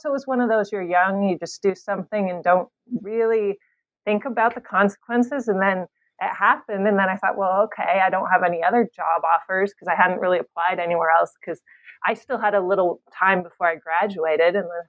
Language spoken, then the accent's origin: English; California, United States; Yeah, I'm born and raised in California, despite the name ….